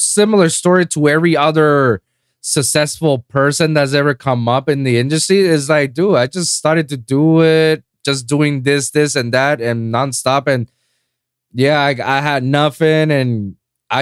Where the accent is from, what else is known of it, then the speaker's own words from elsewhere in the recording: Puerto Rico; moved away as an adult; now in Miami, United States; my hometown in Puerto Rico